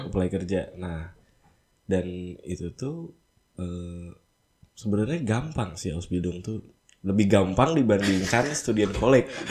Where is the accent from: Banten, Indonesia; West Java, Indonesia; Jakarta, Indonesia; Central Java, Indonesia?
West Java, Indonesia; Bandung; now in Hamburg, Germany; Gue dari Bandung